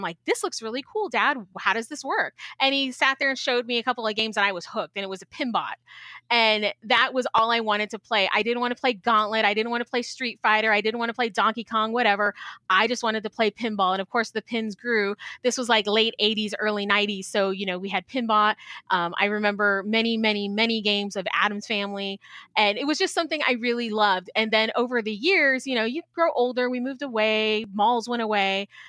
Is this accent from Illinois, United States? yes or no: yes; Chicago, Illinois, United States; also born or lived in San Antonio, Texas; I am homegrown San Antonio, Texas. I was really originally from Chicago.